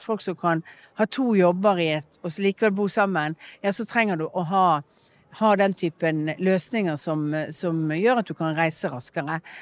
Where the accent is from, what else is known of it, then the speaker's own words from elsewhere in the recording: Bergen, Vestland, Norway; Min identitet er jo en blanding av det at jeg er oppvokst i Bergen, at jeg har en familie, at jeg er vestlending